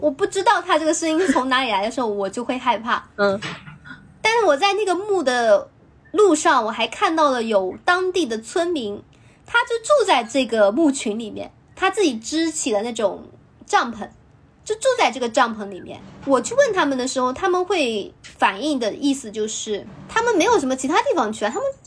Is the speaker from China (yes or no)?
yes; China; 我们内地这边